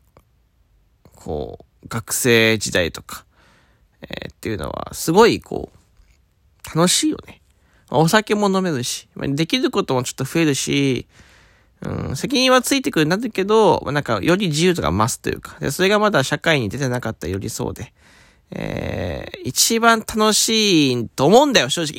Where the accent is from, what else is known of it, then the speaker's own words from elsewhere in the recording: Fukuoka, Japan; 僕は福岡出身